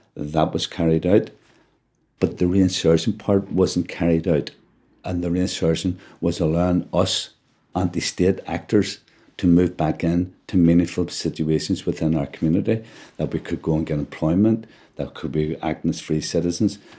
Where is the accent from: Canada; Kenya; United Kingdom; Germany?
United Kingdom; Belfast, Northern Ireland; I was born in West Belfast in an area called Clonard, a street called Bombay Street, actually, which is quite well known. I now live in Andersonstown. I've never moved out of this area